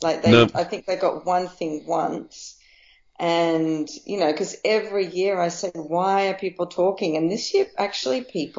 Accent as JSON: {"language": "English", "country": "Australia", "said": "I'm Australian."}